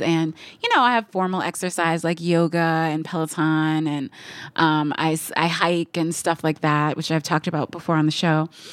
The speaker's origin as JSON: {"language": "English", "region": "Midwest", "country": "United States", "tie": "born or raised there", "said": "I'm from the Midwest, so, like, malls were, like, a huge part of growing up."}